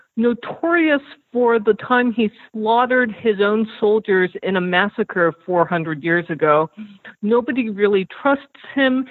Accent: South Korea; moved away; also born or lived in United States; I'm Korean American, and I spent 9 years of my childhood in South Korea.

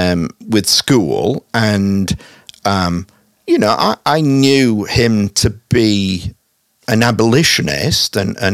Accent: Hull, Yorkshire and the Humber, United Kingdom; moved away as an adult; also born or lived in Salisbury / Scotland; now in Kansas City, United States; I'm originally from Hull. Uh-huh. I was born there in 1960. I left as a young adult and moved around a little.

